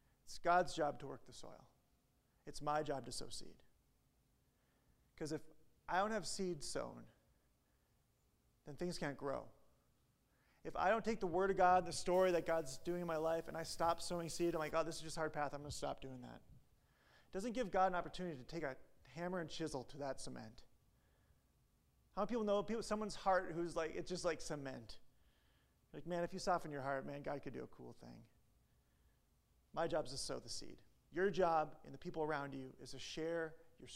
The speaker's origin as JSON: {"language": "English", "region": "Midwest", "country": "United States", "said": "I'm from the Midwest, Christianity that we grew up"}